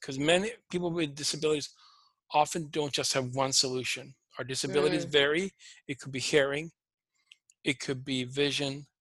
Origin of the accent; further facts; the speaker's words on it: Sweden; English is a second language; moved away as an adult; also born or lived in Toronto, Canada; now in United States; I'm originally from Sweden. I grew up on a dairy farm.